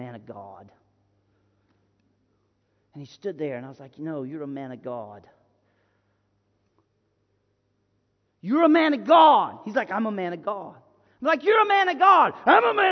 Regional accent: Florida, United States; I'm from Florida, and I grew up in the woods

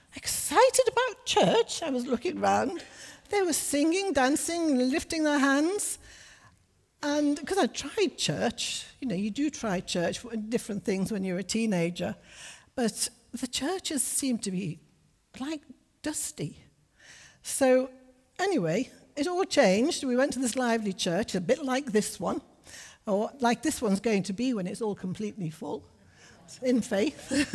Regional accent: Liverpool, North West England, United Kingdom; also born or lived in Johannesburg, South Africa / Berkshire, England; now in Middlesbrough, United Kingdom; We were northerners. I'm from Liverpool

